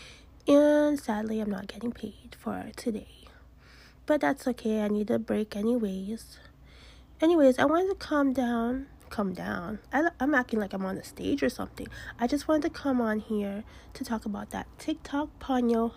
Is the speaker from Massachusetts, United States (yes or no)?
yes; Massachusetts, United States; I'm from Massachusetts